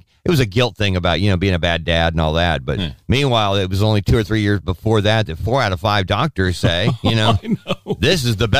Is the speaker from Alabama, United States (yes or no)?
no; California, United States; moved away; as a kid growing up in California